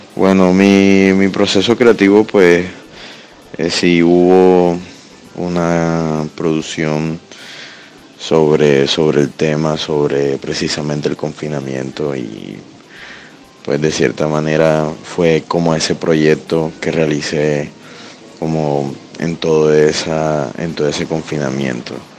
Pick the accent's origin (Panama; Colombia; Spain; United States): Colombia; Caribbean Region; soy artista visual del Caribe